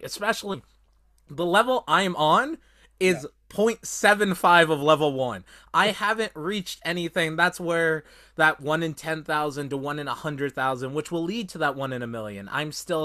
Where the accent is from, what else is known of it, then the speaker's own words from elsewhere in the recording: Canada; as a Canadian